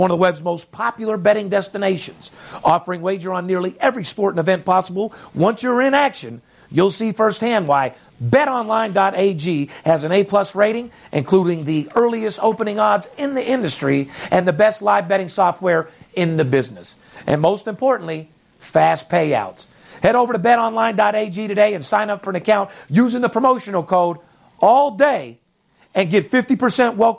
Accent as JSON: {"language": "English", "town": "Las Vegas", "region": "Nevada", "country": "United States", "tie": "born or raised there", "said": "I'm born and raised in Vegas."}